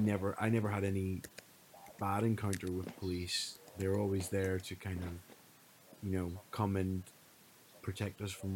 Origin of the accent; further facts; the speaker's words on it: Northern Ireland, United Kingdom; I grew up obviously in Northern Ireland.